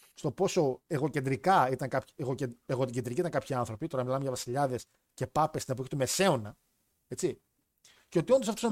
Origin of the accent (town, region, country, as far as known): Thessaloniki, Central Macedonia, Greece